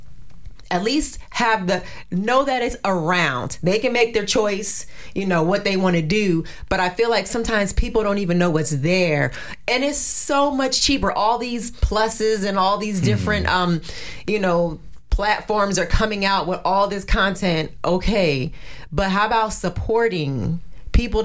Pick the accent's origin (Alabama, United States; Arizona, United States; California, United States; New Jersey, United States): New Jersey, United States; moved away; also born or lived in Virginia; I'm from New Jersey